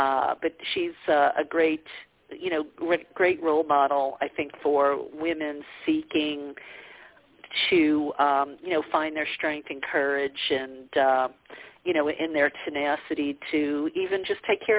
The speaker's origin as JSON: {"language": "English", "region": "the South", "country": "United States", "tie": "born or raised there", "said": "yeah. Yeah, because, you know, I grew up in the South. You know, women were almost like children. We were supposed to be seen and not heard."}